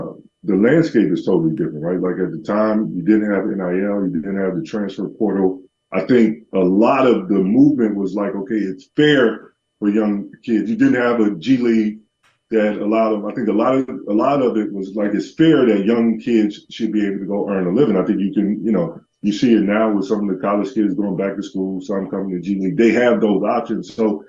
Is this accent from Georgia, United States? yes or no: yes; Georgia, United States; I'm from Georgia, so I had like family from, you know, a more rural part of Georgia that did it.